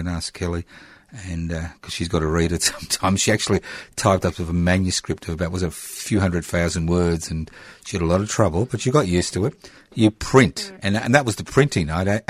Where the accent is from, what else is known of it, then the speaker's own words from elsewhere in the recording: Queensland, Australia; because I was born in Queensland